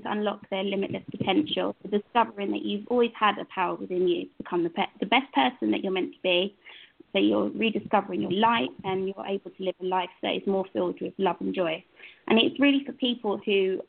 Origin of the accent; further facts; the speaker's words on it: London, Essex area, East of England, United Kingdom; I'm actually from the United Kingdom, from England, London, Essex area